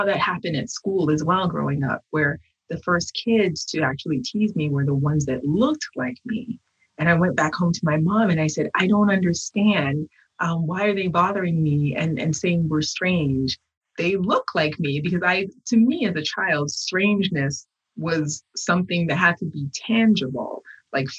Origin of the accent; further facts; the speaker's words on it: United States; I was made in America with Haitian parts